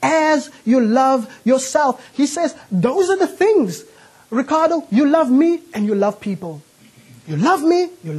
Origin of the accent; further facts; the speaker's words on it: Cape Town, Western Cape, South Africa; now in United Kingdom; I'm not from the UK, I'm from Cape Town.